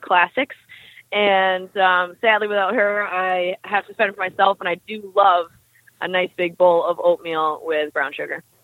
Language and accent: English; Sutton, Ontario, Canada; I grew up um, north of Toronto in a small town called Sutton.